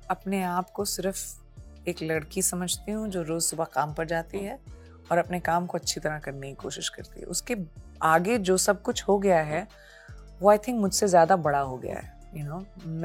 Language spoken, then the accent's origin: Hindi; Punjab, India; देखिए मैं पंजाबी हूँ